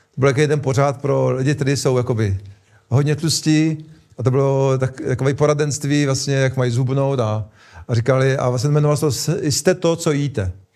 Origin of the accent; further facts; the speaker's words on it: Czechia; my Češi